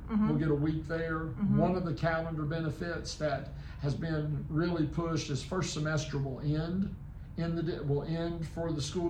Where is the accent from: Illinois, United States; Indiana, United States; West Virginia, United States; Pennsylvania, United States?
West Virginia, United States; moved away as an adult; now in South Carolina, United States; I'm originally from West Virginia, so go Mountaineers. I was born and raised in West Virginia, spent time in Virginia, and then straight out of college, out of Roanoke College in Salem, Virginia.